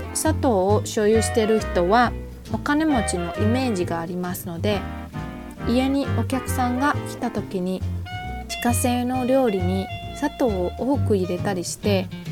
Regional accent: Tainan, Taiwan; 私の地元愛で、えー、台南特有の朝ごはん

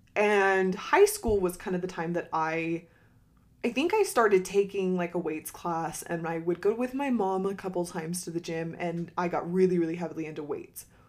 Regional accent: Utah, United States; I'm not originally from Utah, but I grew up and did all my high school years in Utah

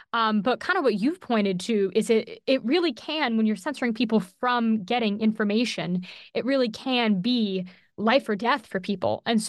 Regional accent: United States; as an American citizen

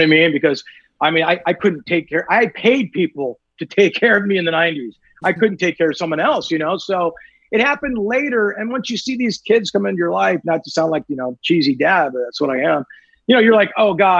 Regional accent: Newport Beach, California, United States; now in Studio City, United States; I grew up in Newport Beach, California

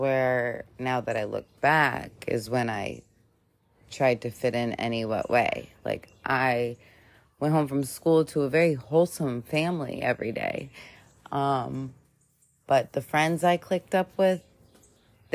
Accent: Hilton Head Island, South Carolina, United States; I grew up on Hilton Head Island.

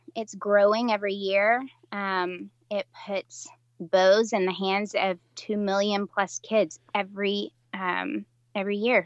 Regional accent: West Tennessee, United States; I'm from Middle Tennessee, and uh, started out in in West Tennessee, but then moved into Middle Tennessee as an adult

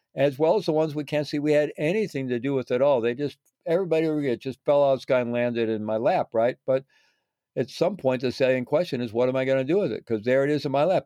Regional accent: Missouri, United States; I was growing up in Missouri

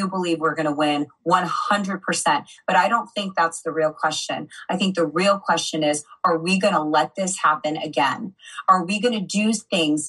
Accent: United States; I grew up in America.

